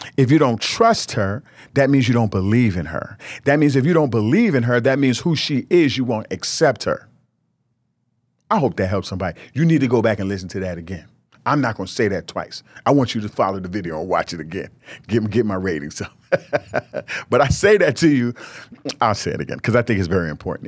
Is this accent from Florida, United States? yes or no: no; New York, United States; I was from New York